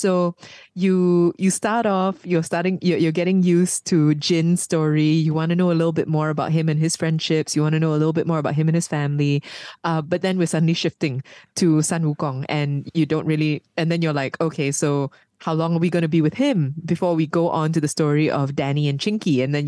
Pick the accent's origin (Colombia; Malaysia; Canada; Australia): Malaysia; I am a Malaysian-born Chinese.